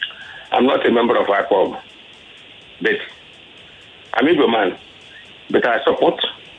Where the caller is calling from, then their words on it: Apapa, Lagos, Nigeria; I'm calling from Apapa.